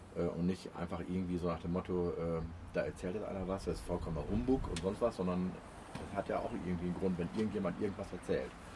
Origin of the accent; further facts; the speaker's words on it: Osnabrück, Lower Saxony, Germany; ich bin ja komme auch aus der Gegend von Osnabrück